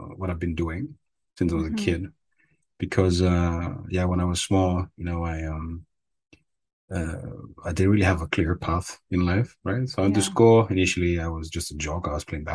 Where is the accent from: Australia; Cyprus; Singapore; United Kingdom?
Cyprus; moved away as an adult; now in Netherlands; I grew up in Cyprus. So I was there for around, most of my life, for 20 or so years